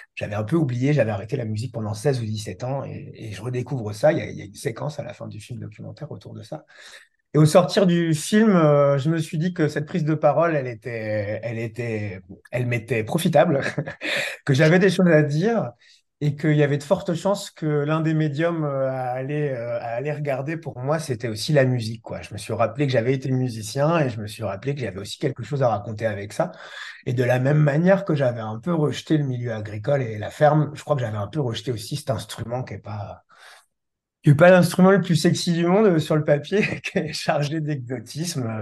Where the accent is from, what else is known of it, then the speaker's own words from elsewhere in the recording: Brittany, France; je suis breton, basé en Centre-Bretagne